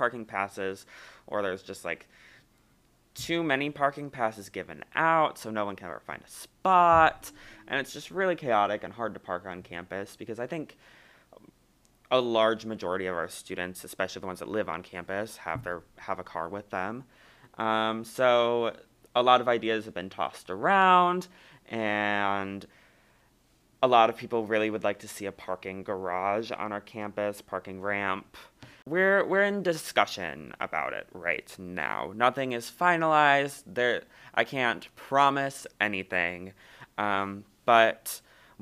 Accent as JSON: {"language": "English", "region": "Ohio", "country": "United States", "moved": "as an adult", "lives_now": "La Crosse, United States", "said": "I'm from Ohio, so I'm from pretty far away"}